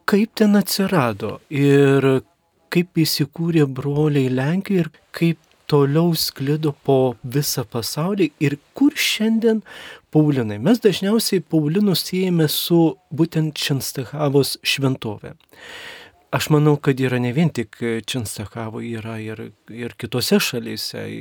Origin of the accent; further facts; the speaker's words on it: Mažeikiai, Telšiai County, Lithuania; moved away; also born or lived in Skuodas; aš pats esu žemaitis iš kelimo nuskuodų, bet užaugęs mažiekiuose, mano tėvai ten gyvena.